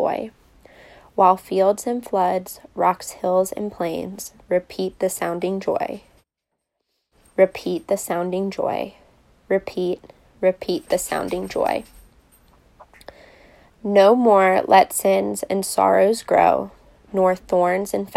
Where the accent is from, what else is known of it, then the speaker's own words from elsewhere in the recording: Richmond, Virginia, United States; I grew up in Richmond and went to collegiate